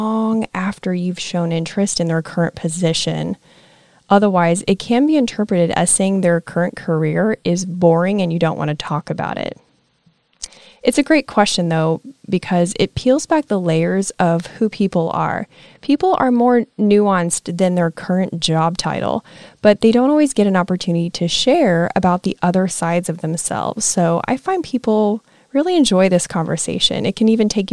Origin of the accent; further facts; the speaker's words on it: Nebraska, United States; moved away as an adult; now in Florida, United States; I'm from Nebraska.